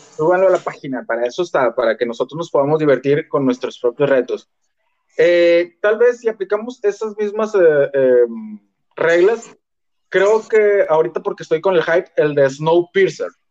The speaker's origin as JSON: {"language": "Spanish", "country": "Mexico", "lives_now": "Monterrey, Mexico", "said": "el hecho de ser mexicano"}